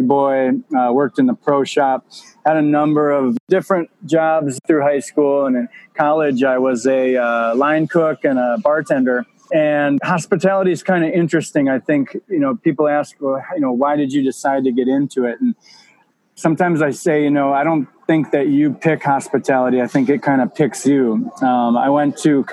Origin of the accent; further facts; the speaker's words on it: Midwest, United States; moved away as an adult; also born or lived in Wisconsin / Chicago, Illinois / South Carolina / Milwaukee, Wisconsin; now in Palmetto Bay, United States; I am originally from the Midwest, grew up in Wisconsin and in Chicago